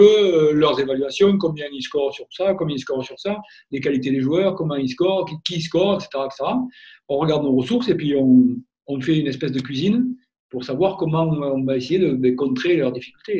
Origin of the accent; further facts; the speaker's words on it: Gascony, France; also born or lived in Orléans; c'est mon, mon côté un peu euh, gascon